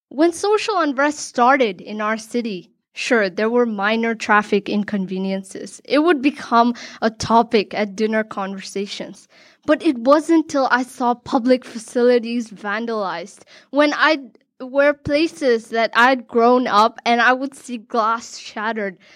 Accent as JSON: {"language": "English", "country": "Hong Kong", "tie": "born or raised there", "said": "Born and raised in Hong Kong, I've always considered myself a third culture kid"}